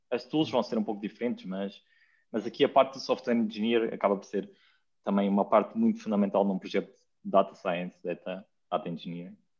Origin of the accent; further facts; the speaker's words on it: Lapa dos Dinheiros, Guarda, Portugal; now in Lisbon, Portugal; eu não sou de, de Lisboa, sou de uma aldeia que se chama Lapa dos Dinheiros, que é no Conselho de Ceia, na, em Serra da Estrela